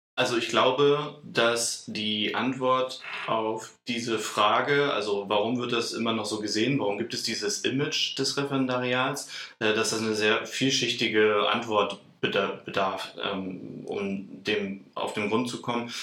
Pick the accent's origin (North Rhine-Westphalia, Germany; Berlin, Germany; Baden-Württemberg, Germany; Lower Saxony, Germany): Lower Saxony, Germany; Celle; Ich bin auch gebürtiger Zeller, also eigentlich gar nicht so weit weg von Hannover